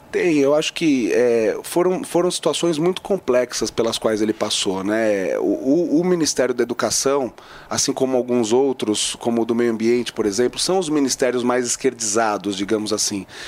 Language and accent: Portuguese; São Paulo, Brazil; Eu sou paulistano